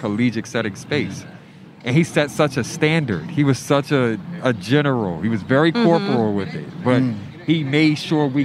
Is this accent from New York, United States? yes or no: no; Baltimore, Maryland, United States; moved away as an adult; now in Philadelphia, United States; I grew up in Baltimore, so I was born and raised there for 18 years before I got here